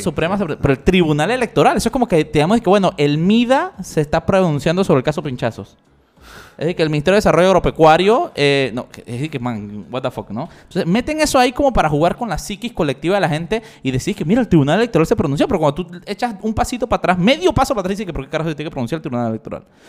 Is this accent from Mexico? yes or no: no; Panama; somos los panameños